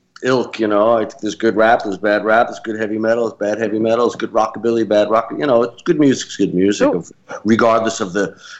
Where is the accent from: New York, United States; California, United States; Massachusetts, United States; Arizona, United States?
New York, United States; Massapequa; also born or lived in Brooklyn; I was born in Brooklyn. I grew up mainly on Long Island near to town over Massapequa.